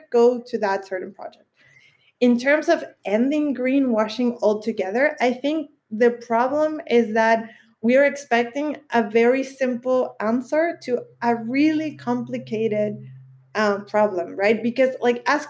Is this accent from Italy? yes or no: no; Chile; in Chile, my home country